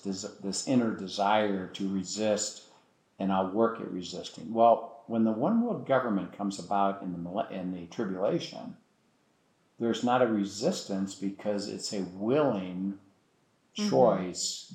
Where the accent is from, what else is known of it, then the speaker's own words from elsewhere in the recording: United States; I'm an American